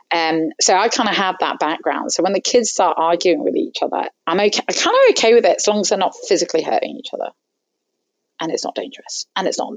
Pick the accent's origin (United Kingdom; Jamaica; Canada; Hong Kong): Hong Kong; both my parents are Egyptian. Were um, I grew up in Hong Kong, so I'm sort of that first generation immigrant family.